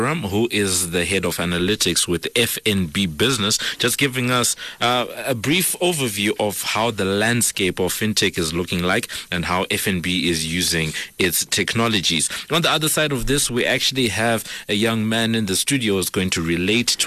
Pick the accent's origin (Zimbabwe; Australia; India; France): Zimbabwe; I'm from Zimbabwe